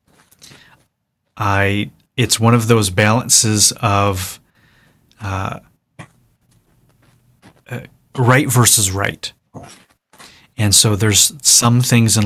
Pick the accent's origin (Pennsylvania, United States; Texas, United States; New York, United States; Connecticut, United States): New York, United States; Buffalo; also born or lived in Bakersfield, California / Orange County, California / Los Angeles, California / London; now in Nashville, United States; I grew up in upstate New York, outside of Buffalo